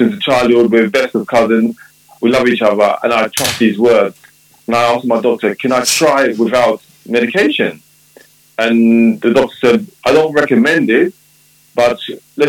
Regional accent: London, United Kingdom; I was born in London, UK, of Jamaican parents.

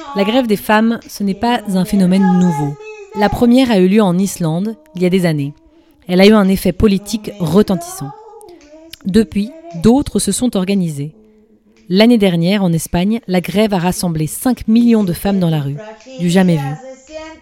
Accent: France; moved away as an adult; now in Brussels, Belgium; je suis aussi française, mais j'habite à Bruxelles maintenant depuis 5 ans

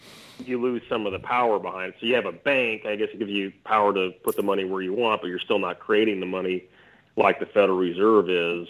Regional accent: North Dakota, United States; I'm from North Dakota, and that's the only state in the union that's got its own bank.

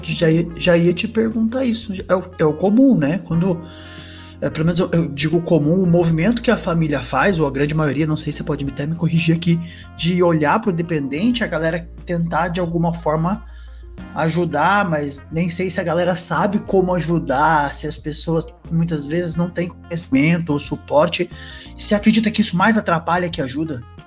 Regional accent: Jacareí, São Paulo, Brazil; Eu sou do interior de São Paulo, sou de Jacareí

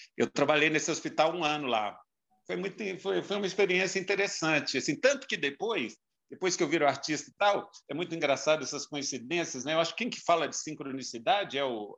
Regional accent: João Monlevade, Minas Gerais, Brazil; moved away as an adult; Eu nasci em João Monlevade

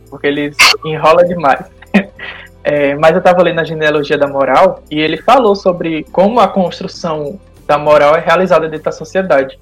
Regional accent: Paraíba, Brazil; now in Bahia, Brazil; eu sou natural da Paraíba, mas desde 2007 eu tô morando na Bahia

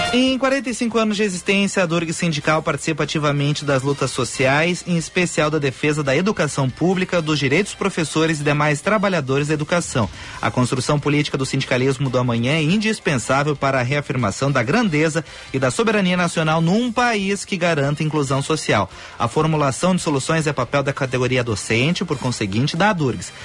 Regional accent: São Francisco de Paula, Rio Grande do Sul, Brazil; a minha cidade onde eu nasci

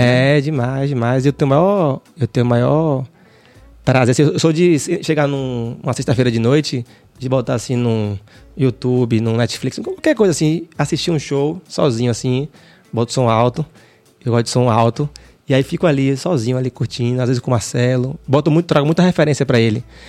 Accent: Salvador, Bahia, Brazil; Eu nasci ali no Jardim Apipema. Hum. Ali perto de Shopping Barra

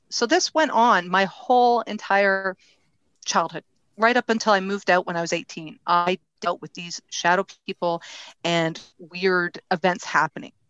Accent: Ontario, Canada; I was born and raised in Ontario, Canada.

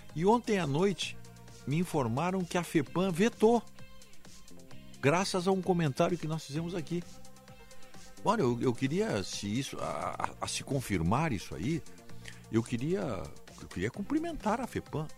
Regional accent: Viamão, Rio Grande do Sul, Brazil; me criei lá em Viamão

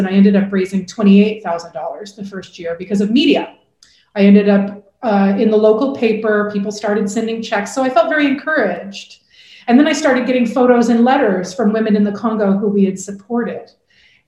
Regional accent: Portland, Oregon, United States; my first job out of college was actually working in a domestic violence shelter in my hometown of Portland, Oregon

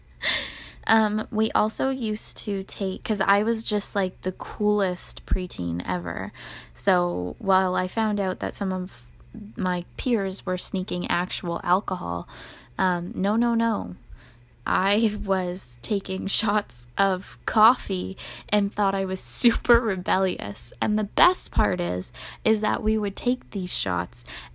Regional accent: Canada; we're from Canada

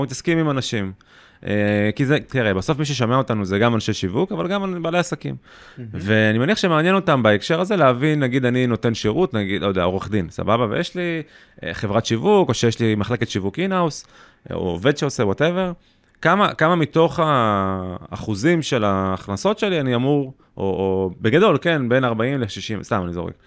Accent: Beersheba, Southern District, Israel; גם אני מבאר שבע

